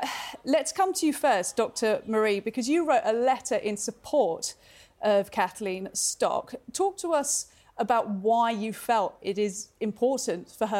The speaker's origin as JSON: {"language": "English", "country": "United Kingdom", "said": "Now, I've lived all over the world, and I can say quite comfortably Britain, as a Brit, it's a fairly mild country"}